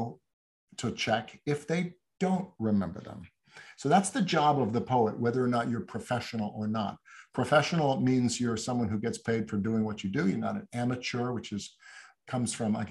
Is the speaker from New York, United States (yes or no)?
yes; New York City, New York, United States; I grew up in New York. I said I was I'm a 13th generation New Yorker, so I grew up in this city